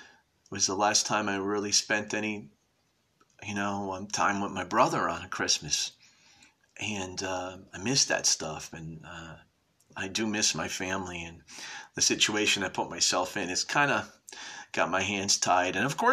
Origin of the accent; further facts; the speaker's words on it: New Haven, Connecticut, United States; We came from New Haven